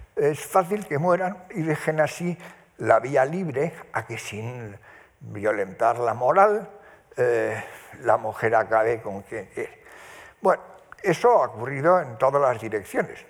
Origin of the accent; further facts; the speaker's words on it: Spain; vivía en el piso de arriba de la casa donde yo nací, en Covarrubias 16